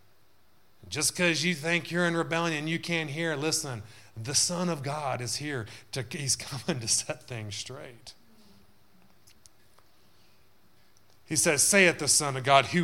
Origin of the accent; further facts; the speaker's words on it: Texas, United States; moved away; when we grew up in the South there